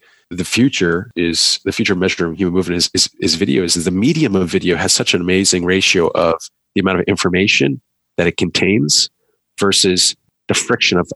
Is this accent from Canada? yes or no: yes; Canada; I'm a Canadian